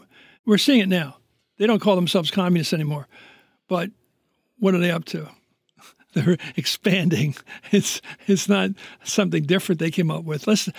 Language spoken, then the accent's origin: English; Philadelphia, Pennsylvania, United States; moved away as an adult; all the times I came down here from Philly